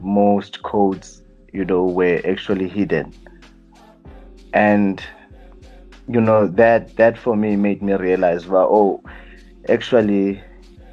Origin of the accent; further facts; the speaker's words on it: Johannesburg, Gauteng, South Africa; also born or lived in Butterworth, Eastern Cape / Aliwal North; so my family moved to Joburg when we were very young, and then dakhulele Jozi